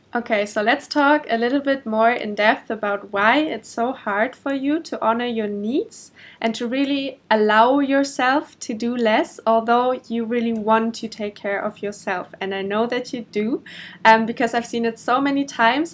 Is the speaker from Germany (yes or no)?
yes; Germany; first language German; English is a second language; moved away as an adult; also born or lived in Portugal; now in Indonesia; originally, I'm from Germany, but I'm living the digital nomad life since I think more than a year now.